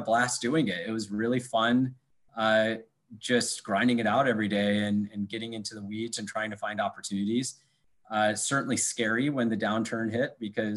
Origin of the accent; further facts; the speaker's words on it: Iowa, United States; also born or lived in New York / Michigan; now in Chicago, United States; I'm originally from Iowa.